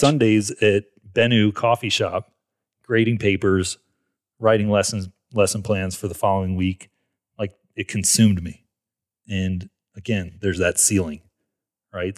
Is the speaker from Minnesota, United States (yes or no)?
no; Marietta, Georgia, United States; I grew up in Atlanta, Georgia, um, Marietta, which is just, it's a suburb north of Atlanta